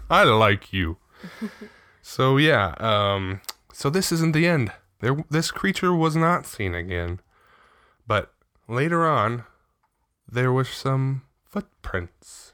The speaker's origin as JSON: {"language": "English", "town": "Riverside", "region": "California", "country": "United States", "tie": "born or raised there"}